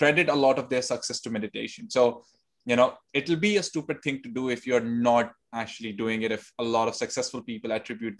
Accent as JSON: {"language": "English", "country": "India", "tie": "born or raised there", "also_born_or_lived": "Delhi", "moved": "as an adult", "lives_now": "Sydney, Australia", "said": "I was born and raised in India, and then I moved to Sydney in 2019."}